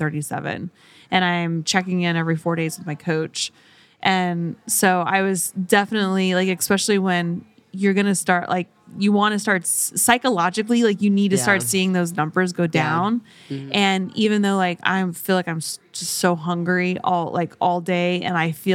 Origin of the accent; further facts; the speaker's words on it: Oklahoma, United States; moved away; I grew up in Oklahoma, actually. So I grew up on a horse farm, horse ranch.